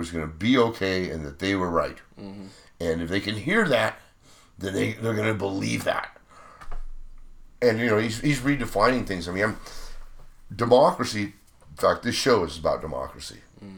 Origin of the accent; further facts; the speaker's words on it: Bend, Oregon, United States; we're from Bend